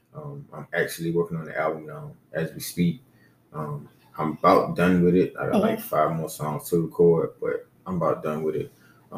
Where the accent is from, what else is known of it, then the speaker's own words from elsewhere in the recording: St. Matthews, South Carolina, United States; moved away as an adult; also born or lived in Orangeburg, South Carolina; now in Charleston, United States; Born in Orangeburg, raised in St. Matthews.